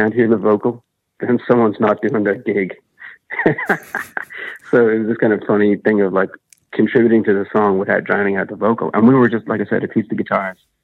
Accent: Ireland; I'm Irish

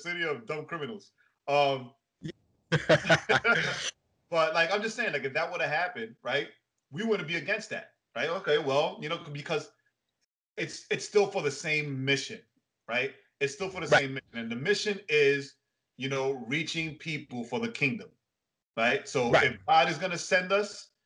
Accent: New York, United States; first language English; I was born and raised in the States, New York specifically, while my parents are Puerto Rican. So for me, like yourself, English is my first language.

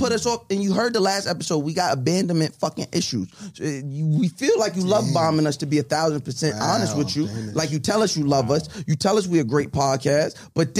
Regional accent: New York, United States; I'm a Brooklyn nigga. Fuck it, I'm just from Long Island.

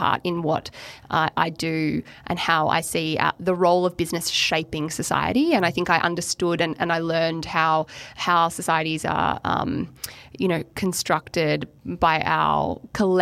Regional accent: Melbourne, Victoria, Australia; moved away as an adult; also born or lived in Queensland; I'm from Melbourne

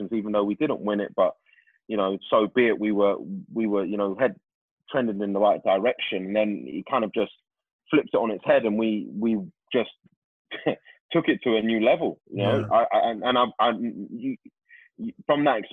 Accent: London, United Kingdom; I'm from Tooting

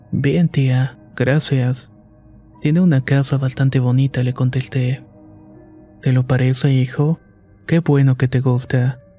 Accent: Puebla, Mexico; Yo soy originario de Puebla y vivo en la ciudad, por lo que me sorprendió mucho este contraste.

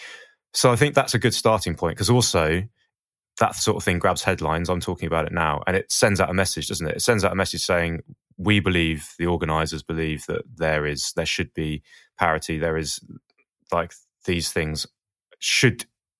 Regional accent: Portsmouth, South East England, United Kingdom; I'm from Portsmouth. Portsmouth had the biggest concrete skate park in Europe for a long time. So I had some good skaters down there

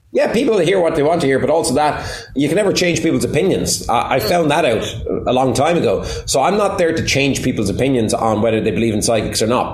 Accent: Waterford, Munster, Ireland; I was 17 and she was 16 in Waterford. So we're both from Waterford

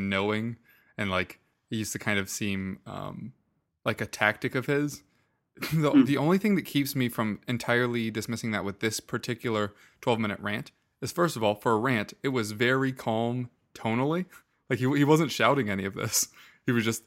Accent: United States; as an American

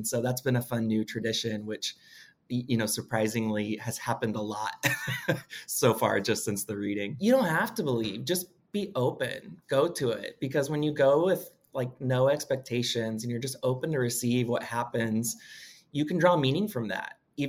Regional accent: Washington, District of Columbia, United States; I'm from Washington, D.C.

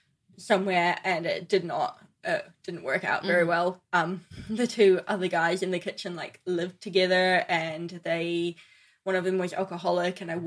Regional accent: New Zealand; moved away as an adult; also born or lived in Paris; I'm from New Zealand

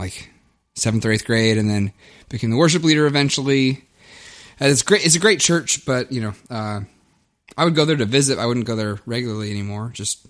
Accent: Oldham County, outside Louisville, Kentucky, United States; accent: southern; now in St. Paul, United States; I grew up in Kentucky, in a rural area, Oldham County, just outside of Louisville.

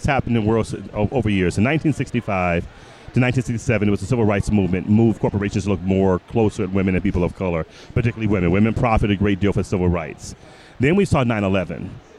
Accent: Detroit, Michigan, United States; now in Chicago, United States; Born and raised in Detroit, live in Chicago.

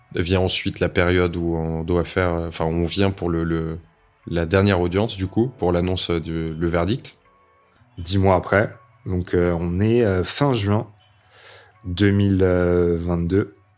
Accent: France; je suis de la deuxième génération de l'immigration, hein, clairement, mais bon, moi je suis français simplement

